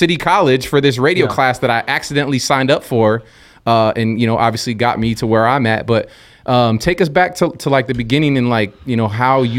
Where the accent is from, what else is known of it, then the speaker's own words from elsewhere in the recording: South San Francisco, California, United States; we're both from South San Francisco, which is, you know, we got that hometown connection.